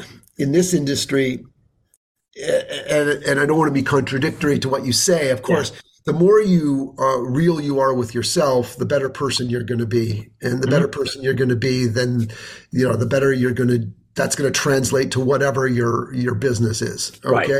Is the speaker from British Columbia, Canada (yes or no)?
yes; Vancouver, British Columbia, Canada; also born or lived in New York / Boston / San Diego; now in Toronto, Canada; I'm actually a West Coast boy originally. I grew up in Vancouver, British Columbia